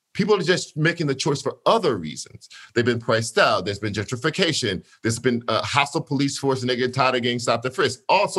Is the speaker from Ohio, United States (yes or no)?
no; Gibsland, Louisiana, United States; moved away as an adult; also born or lived in Shreveport, Louisiana / Grambling, Louisiana / Detroit, Michigan; now in New York, United States; I'm from a small town called Gippsland, Louisiana, which is a majority Black little town in Louisiana.